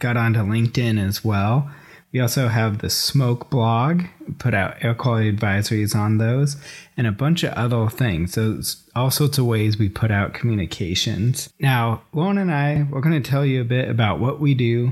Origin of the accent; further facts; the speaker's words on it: Corvallis, Oregon, United States; also born or lived in Klamath Basin; I am from Oregon. I was born and raised in Corvallis